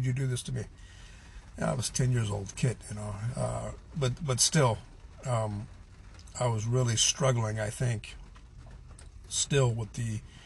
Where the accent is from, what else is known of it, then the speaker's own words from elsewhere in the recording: Pacific Northwest, United States; also born or lived in Southern California; we all packed up and went to the Pacific Northwest, where she remarried 4 years later, and actually grew up on a farm